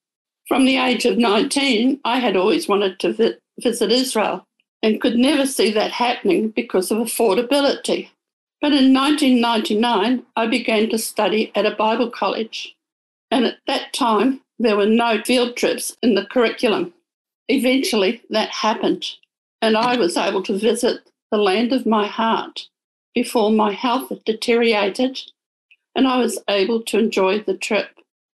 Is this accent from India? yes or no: no; New Zealand; moved away as an adult; now in Sydney, Australia; As a young adult, God planted in me a desire to come to Sydney. I came from New Zealand, and God worked out a way for that to happen.